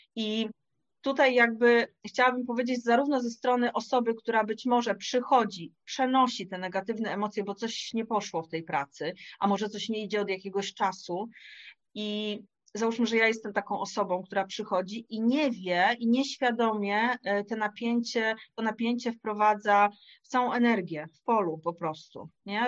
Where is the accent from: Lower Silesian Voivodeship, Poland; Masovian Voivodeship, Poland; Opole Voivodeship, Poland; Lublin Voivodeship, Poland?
Lower Silesian Voivodeship, Poland; Wrocław; Ja jestem z Wrocławia